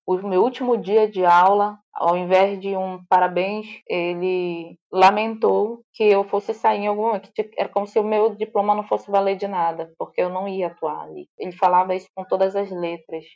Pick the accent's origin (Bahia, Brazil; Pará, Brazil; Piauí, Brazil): Pará, Brazil; Santa Isabel do Pará; moved away; na cidade de, de onde eu vim, que é Santa Isabel do Pará, eu estou aqui, né? Eu vim visitar minha família.